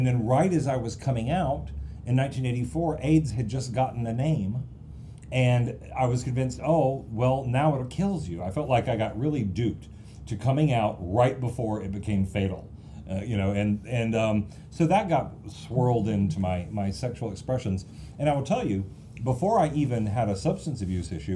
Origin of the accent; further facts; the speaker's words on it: the South, United States; I grew up in the South.